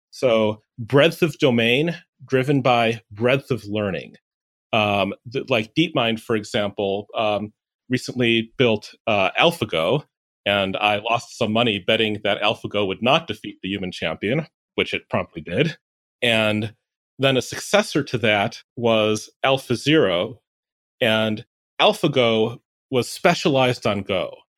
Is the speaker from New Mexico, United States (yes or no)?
no; Chicago, Illinois, United States; Chicago, Illinois